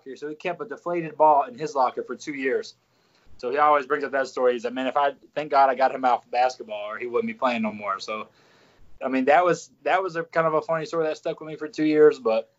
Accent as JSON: {"language": "English", "region": "Mississippi", "country": "United States", "tie": "born or raised there", "said": "I grew up in Mississippi. I claim Memphis because I live about 5 minutes from the state line of Mississippi, Tennessee"}